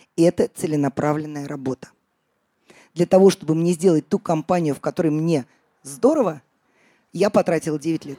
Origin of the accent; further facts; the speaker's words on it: Russia; also born or lived in Riga; я из России